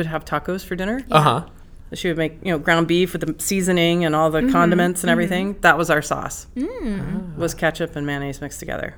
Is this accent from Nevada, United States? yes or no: yes; Nevada, United States; moved away; the town I grew up in Nevada